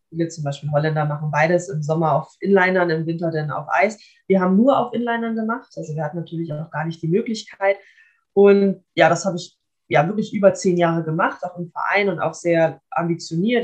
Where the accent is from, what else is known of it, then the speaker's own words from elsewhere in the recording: Kiel, Schleswig-Holstein, Germany; ich bin auch in Kiel geboren, also ich, mein, ich lebe auch noch bei meinen Eltern. Ähm, das ja. heißt, ich bin wirklich mein ganzes Leben schon lang schon hier